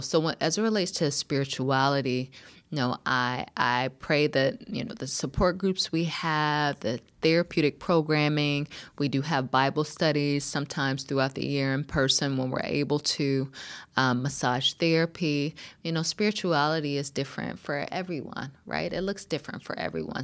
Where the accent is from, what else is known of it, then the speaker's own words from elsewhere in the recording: North Carolina, United States; moved away; also born or lived in Berkeley, California; I grew up in North Carolina